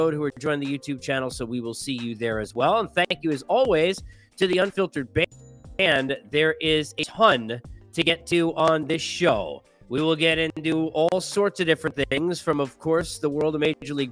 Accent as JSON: {"language": "English", "region": "New York", "country": "United States", "said": "as a New Yorker"}